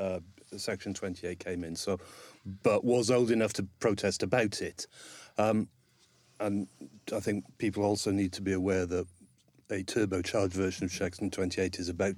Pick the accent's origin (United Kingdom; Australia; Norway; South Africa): United Kingdom; Newport, Wales; I'm from Newport in South Wales. Uh-huh. It's the third largest city in Wales, but it's still not very big.